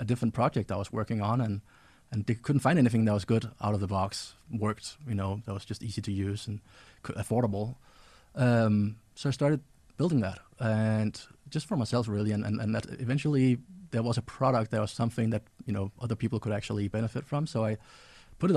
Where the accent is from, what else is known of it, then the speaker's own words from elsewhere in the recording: Denmark; I grew up in Denmark, so I traveled around in Denmark and talked to other kids.